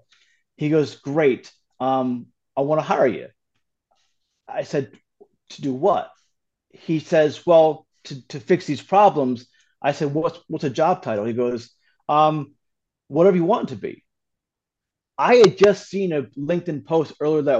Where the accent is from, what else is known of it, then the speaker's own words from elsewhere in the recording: Hudson Valley, New York, United States; I grew up in New York and Hudson Valley